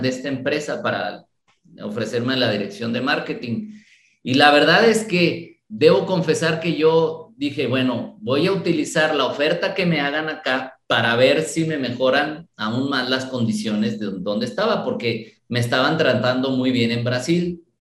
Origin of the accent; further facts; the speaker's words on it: Guadalajara, Jalisco, Mexico; also born or lived in Mexico City; me vine desde muy pequeño a la ciudad de Guadalajara